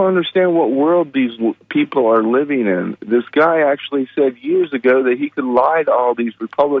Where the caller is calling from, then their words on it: Pinellas Park, Florida, United States; I'm calling from Pinellas Park.